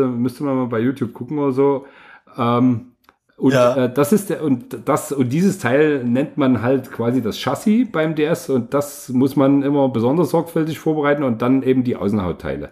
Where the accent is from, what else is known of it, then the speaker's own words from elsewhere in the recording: Bulgaria; moved away; ich bin in Bulgarien geboren